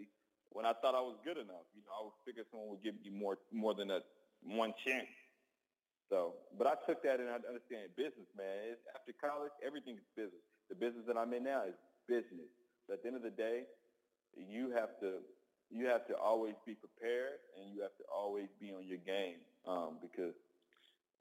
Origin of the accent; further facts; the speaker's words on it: Kentucky, United States; We got nothing else in Kentucky